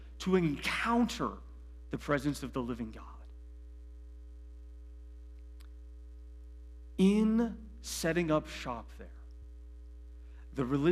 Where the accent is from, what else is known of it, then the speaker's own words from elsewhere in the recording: Medina County, Ohio, United States; I grew up in Medina County